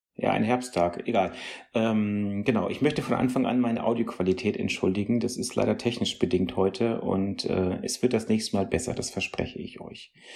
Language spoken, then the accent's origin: German; North Rhine-Westphalia, Germany; junge Leute Radio vom WDR bei uns in NRW